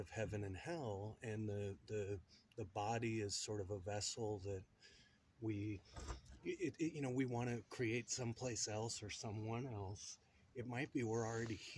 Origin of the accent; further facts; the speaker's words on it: Albuquerque, New Mexico, United States; I was born in Albuquerque, New Mexico